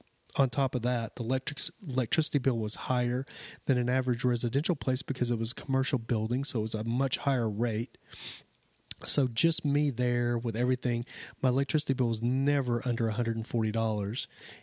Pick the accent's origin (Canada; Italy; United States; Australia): United States; Lubbock, Texas; I actually grew up in West Texas. I don't know if some of you know West Texas, Lubbock. I grew up outside of Lubbock and Amarillo, Lubbock, all through that area.